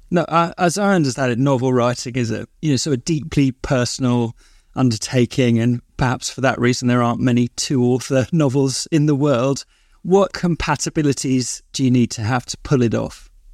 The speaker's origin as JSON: {"language": "English", "region": "London", "country": "United Kingdom", "tie": "born or raised there", "said": "I grew up in South London"}